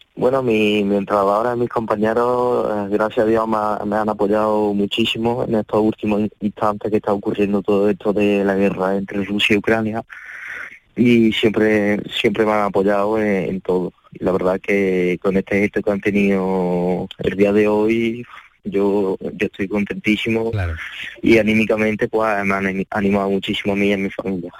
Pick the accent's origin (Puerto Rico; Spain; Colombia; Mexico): Spain; Córdoba, Andalusia; born or raised there; accent: cordobés; also born or lived in Ukraine